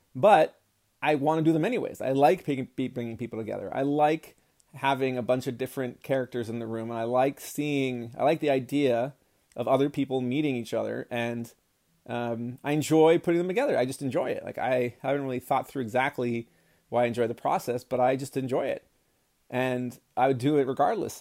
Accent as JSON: {"language": "English", "country": "United States", "tie": "born or raised there", "said": "I was born in America as a white male"}